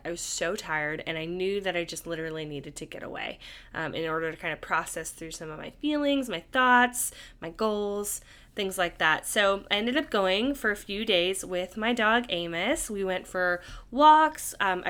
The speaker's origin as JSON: {"language": "English", "region": "California", "country": "United States", "tie": "born or raised there", "said": "something I didn't really grow up with as much growing up in the Bay Area."}